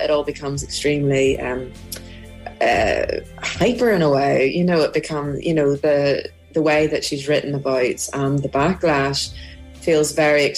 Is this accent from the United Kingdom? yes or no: yes; Belfast, Northern Ireland, United Kingdom; growing up in Belfast in the in the late 80s, early 90s.